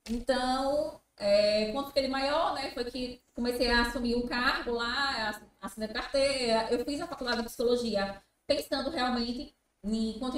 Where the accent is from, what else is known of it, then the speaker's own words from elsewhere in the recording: Itabaiana, Sergipe, Brazil; nasci em Itabaiana, morei a vida toda em Itabaiana.